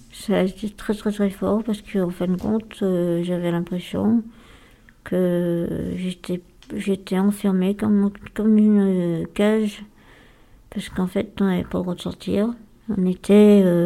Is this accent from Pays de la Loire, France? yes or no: no; Lyon, Auvergne-Rhône-Alpes, France; also born or lived in Mornant; Je suis née à Lyon. Et j'ai vécu pendant des années à Mornan